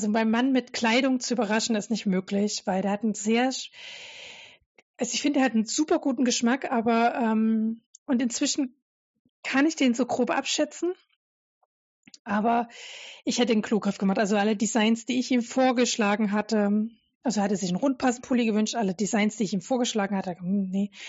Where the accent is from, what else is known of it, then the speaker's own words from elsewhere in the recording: Dresden, Saxony, Germany; ich komme ja ursprünglich äh, aus Dresden ähm, und meine Kindheit war noch so Ausläufer DDR geprägt